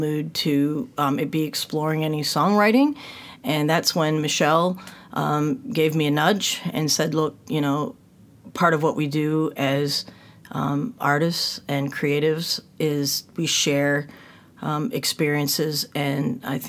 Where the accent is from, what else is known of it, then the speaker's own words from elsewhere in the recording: north of Detroit, Michigan, United States; moved away as an adult; now in Melbourne, Australia; I was born and raised north of Detroit